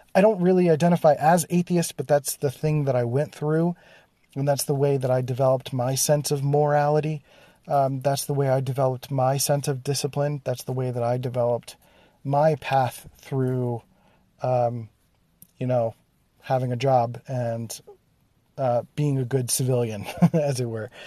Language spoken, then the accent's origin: English; Philadelphia, Pennsylvania, United States; growing up in Philadelphia, there was literally a place called Germantown